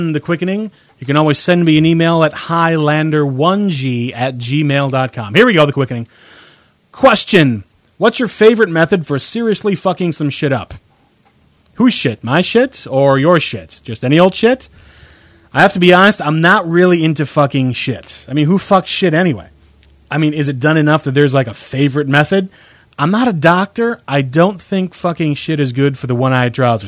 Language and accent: English; United States